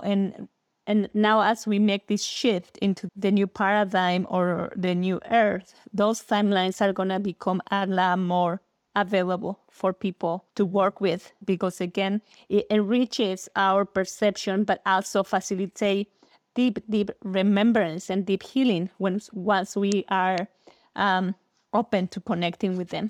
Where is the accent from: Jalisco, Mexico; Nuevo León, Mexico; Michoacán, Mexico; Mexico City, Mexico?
Mexico City, Mexico; I was born and raised in Mexico, in Mexico City